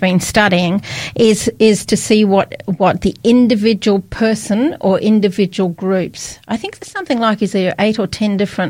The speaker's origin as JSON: {"language": "English", "region": "Scotland", "country": "United Kingdom", "moved": "yes", "lives_now": "Australia", "said": "I come from Britain. I come from Scotland."}